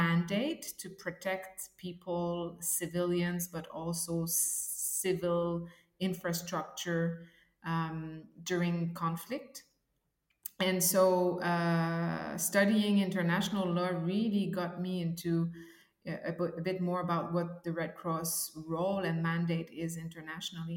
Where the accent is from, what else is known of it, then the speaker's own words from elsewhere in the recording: Quebec City, Quebec, Canada; moved away as an adult; now in Ukraine; I am originally from Quebec City